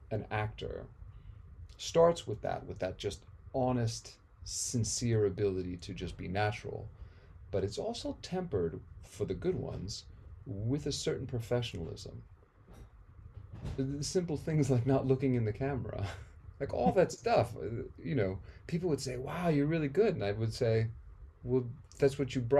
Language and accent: English; India; also born or lived in Amsterdam, Netherlands / Nepal; I was born in Amsterdam because my folks had split America at the end of the 60s to go on their, you know, their journey, their odyssey to India. But I was I was part of that trip on the way.